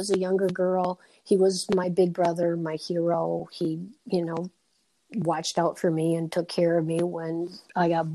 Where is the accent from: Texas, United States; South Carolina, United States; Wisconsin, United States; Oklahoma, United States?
Wisconsin, United States; Red Granite; also born or lived in Madison, Wisconsin; now in Wilmington, United States; I was born in Madison. My parents moved to Red Granite, middle of the state, just west of Oshkosh, when I was 6 years old. So I marvel at myself many times, like, you know, I'm just a girl from Red Granite, Wisconsin.